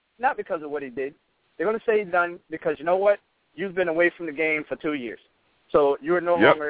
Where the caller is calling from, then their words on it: Fort Lauderdale, Florida, United States; I'm calling from Fort Lauderdale, Florida.